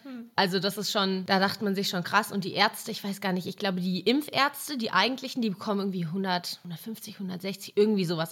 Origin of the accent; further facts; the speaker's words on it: Mülheim an der Ruhr, North Rhine-Westphalia, Germany; moved away; bei mir in der Stadt, wo ich herkomme, aus Mülheim an der Ruhr